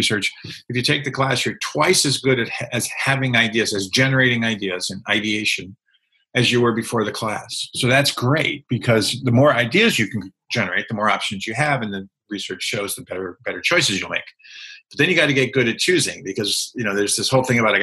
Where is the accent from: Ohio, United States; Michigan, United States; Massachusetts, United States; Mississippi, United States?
Massachusetts, United States; outside of Boston; moved away as an adult; I grew up on the East Coast. I grew up outside of Boston